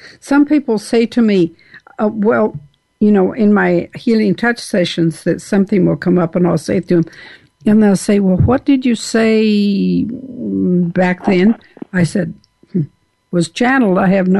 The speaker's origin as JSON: {"language": "English", "region": "Wyoming", "country": "United States", "also_born_or_lived": "Texas", "moved": "yes", "said": "I am basically from Wyoming, which is Lewis and Clark territory."}